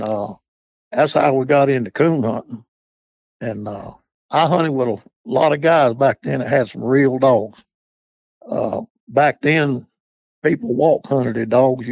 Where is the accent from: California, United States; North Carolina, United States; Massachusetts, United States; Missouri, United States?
North Carolina, United States; Charlotte; I was born in Charlotte, North Carolina, 78 years ago. And I was a city boy